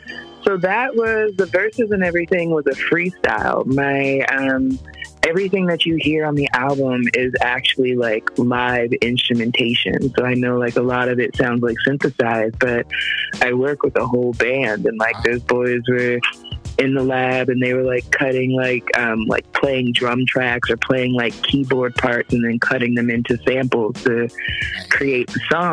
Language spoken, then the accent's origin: English; Jamaica; you know, I'm Jamaican, so I'm like, y'all babies want to eat, like.